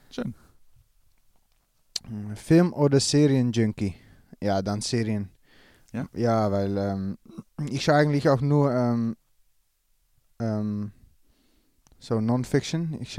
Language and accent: German; Netherlands; als Holländer